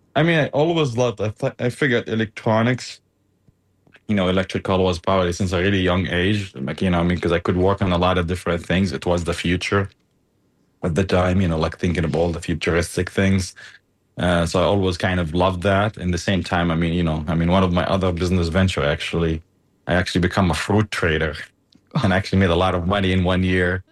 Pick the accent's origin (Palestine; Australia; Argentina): Palestine; Gaza Strip; also born or lived in Germany; now in United States; i was born in Germany. Uh, and my dad was in medical school at the time. And you know, just happened to point there and moved to Gaza